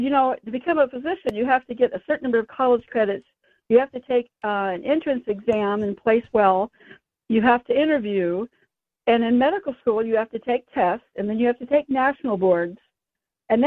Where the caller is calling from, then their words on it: San Francisco, California, United States; San Francisco.